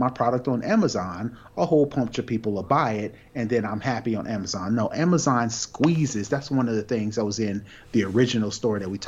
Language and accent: English; United States; we as a American, as Americans